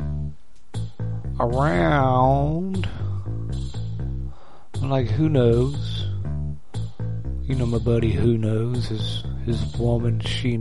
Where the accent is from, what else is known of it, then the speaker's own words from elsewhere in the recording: West Virginia, United States; I'm a hillbilly from West by God, Virginia.